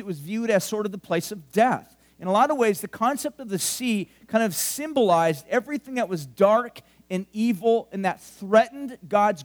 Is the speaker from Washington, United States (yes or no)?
no; Huntington Beach, California, United States; now in Central Coast, United States; I grew up in Huntington Beach. I grew up by the sea.